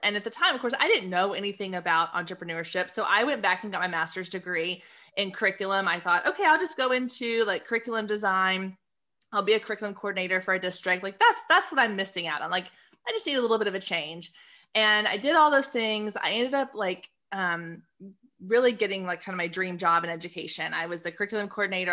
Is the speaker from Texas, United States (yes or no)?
yes; Waco, Texas, United States; also born or lived in Austin, Texas / Dallas-Fort Worth, Texas; I was born in Austin, grew up in Waco. Now I live in D F